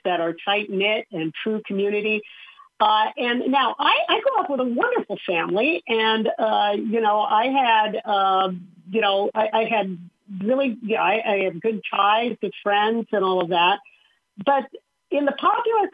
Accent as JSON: {"language": "English", "region": "Southern California", "country": "United States", "tie": "born or raised there", "said": "I grew up in Southern California"}